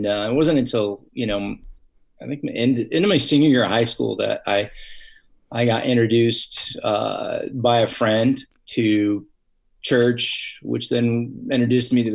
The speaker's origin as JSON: {"language": "English", "town": "Fresno", "region": "California", "country": "United States", "tie": "born or raised there", "lives_now": "San Diego, United States", "said": "Originally from the Central Valley, California. So the Fresno, Clovis area, and born and raised in there."}